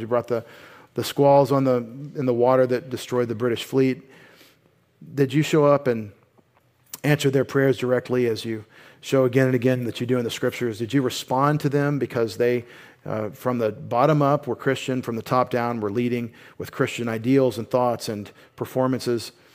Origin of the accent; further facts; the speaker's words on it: United States; as an American